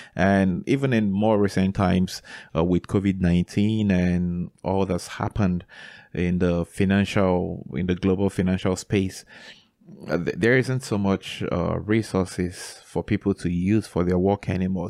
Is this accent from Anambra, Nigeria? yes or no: no; Enugu, Enugu State, Nigeria; So I was born in Enugu, Nigeria, and that is a city where I grew up and where I still live till date